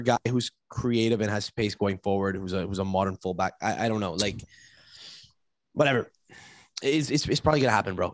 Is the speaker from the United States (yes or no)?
no; Canada; I say this as a Canadian